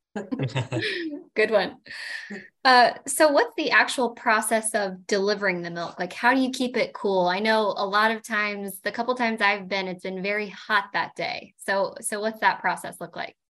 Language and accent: English; Indiana, United States; I, I grew up in Indiana